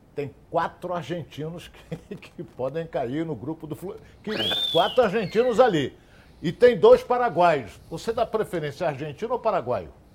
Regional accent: Rio de Janeiro, Brazil; also born or lived in Vila Isabel, Rio de Janeiro; eu nasci em Vila Isabel, mas fui criado com três anos, eu fui para a API da Penha

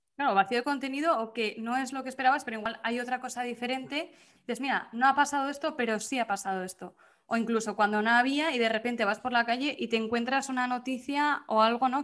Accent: Pamplona, Navarre, Spain; moved away as an adult; also born or lived in Vitoria / Bilbao; now in Murcia, Spain; me fui de Pamplona a Vitoria, era al lado de casa

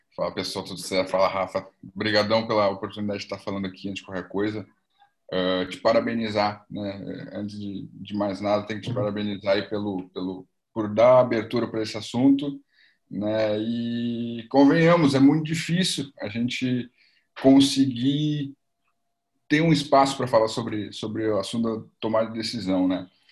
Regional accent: Porto Alegre, Rio Grande do Sul, Brazil; sou aqui de Porto Alegre, Rio Grande do Sul

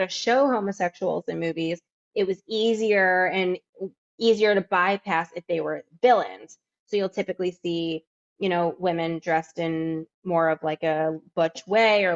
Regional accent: Missouri, United States; growing up in Missouri

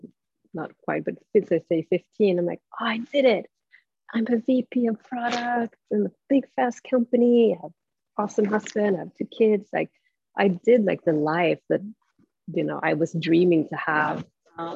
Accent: Stockholm, Stockholm County, Sweden; English is a second language; moved away as an adult; I'm from Stockholm

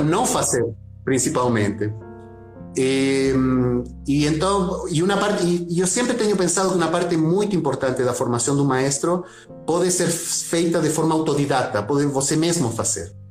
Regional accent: Santiago, Santiago Metropolitan Region, Chile; Portuguese is a second language; moved away as an adult; now in Brazil; eu nasci em Santiago do Chile, tá, na capital

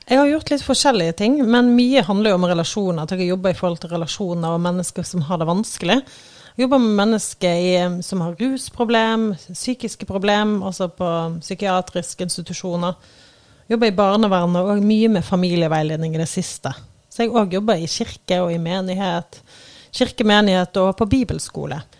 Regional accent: Eikelandsosen, Vestland, Norway; now in Oslo, Norway; Jeg kommer jo fra Eikelandsosen, en liten bygd utenfor, uh, utenfor Bergen, da. Uh, og, uh, men jeg har jo bodd utrolig mange forskjellige plasser. Nå bor jeg i Oslo, på Tøyen faktisk

